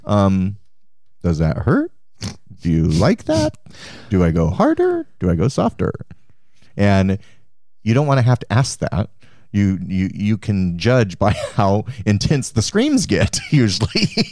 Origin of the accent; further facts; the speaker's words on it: Cheyenne, Wyoming, United States; I was born in Cheyenne, Wyoming.